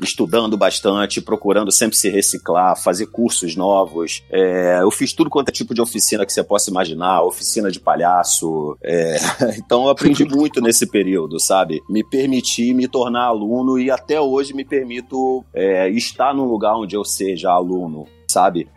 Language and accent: Portuguese; favela da Metral, Rio de Janeiro, Brazil; lá da favela da Metral, onde eu cresci